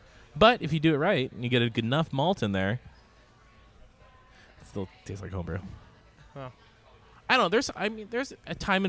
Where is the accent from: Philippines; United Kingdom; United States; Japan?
United Kingdom; Scotland; You know what? I'm Scottish.